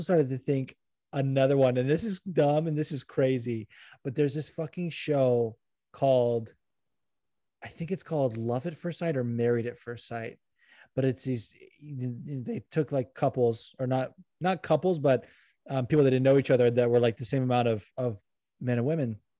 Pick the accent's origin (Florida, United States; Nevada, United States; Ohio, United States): Nevada, United States; Las Vegas; also born or lived in Los Angeles, California; now in New Jersey, United States; I grew up in triple digit weather, like growing up in Vegas and then you know being